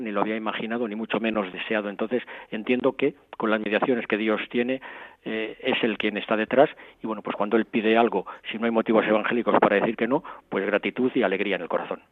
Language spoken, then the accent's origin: Spanish; Madrid, Community of Madrid, Spain; moved away as an adult; Yo me crié en una familia cristiana, sin grandes alardes, pero cristiana. yo soy de Madrid